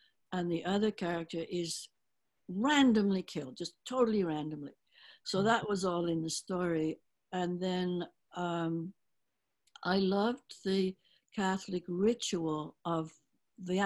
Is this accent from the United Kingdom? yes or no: yes; England, United Kingdom; moved away; growing up in England